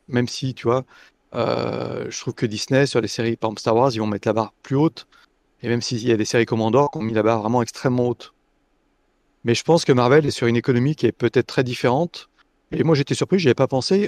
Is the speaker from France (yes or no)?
yes; Lyon, Auvergne-Rhône-Alpes, France; étant lyonnais